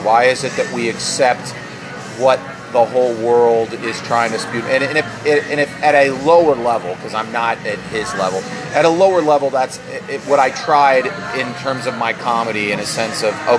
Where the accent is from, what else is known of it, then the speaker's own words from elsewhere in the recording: Pennsylvania, United States; well, I'm from Pennsylvania